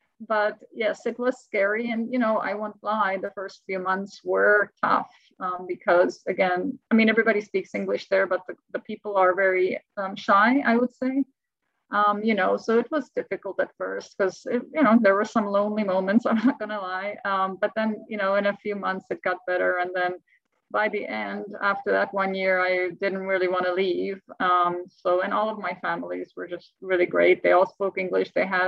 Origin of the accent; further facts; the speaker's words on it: California, United States; moved away as an adult; also born or lived in Czech Republic / Sacramento / San Francisco / Finland; now in Texas, United States; And then we moved to Sacramento. So essentially, since the age of 7, I grew up in California, went to school here.